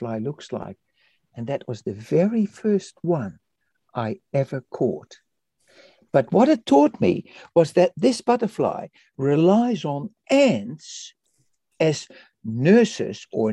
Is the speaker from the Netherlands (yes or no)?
yes; Netherlands; also born or lived in Indonesia; now in Christchurch, New Zealand; I was born in Indonesia and I was raised in Holland, in the Netherlands